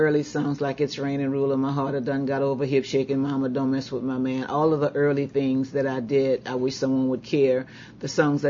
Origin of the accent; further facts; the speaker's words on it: New Orleans, Louisiana, United States; also born or lived in Ponchatoula, Louisiana; I wasn't born in New Orleans. I was born in Ponchatoula, Louisiana. But I grew up in New Orleans around music that was around me every day.